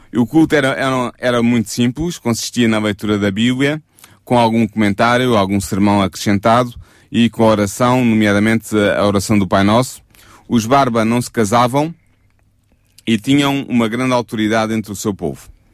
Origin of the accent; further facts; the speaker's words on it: Portugal; nós como portugueses